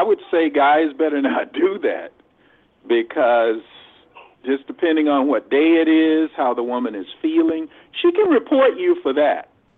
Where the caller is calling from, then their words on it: Los Angeles, California, United States; Yeah, …, L.A.